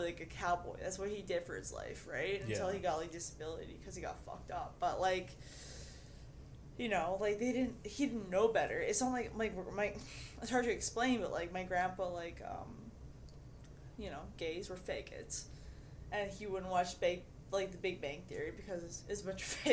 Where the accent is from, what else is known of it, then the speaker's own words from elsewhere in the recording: Canada; we're Canadian.